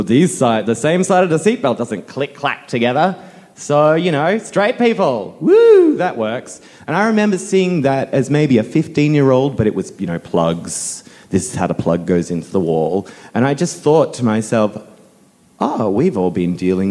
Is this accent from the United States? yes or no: no; Cronulla, New South Wales, Australia; I grew up in Cronulla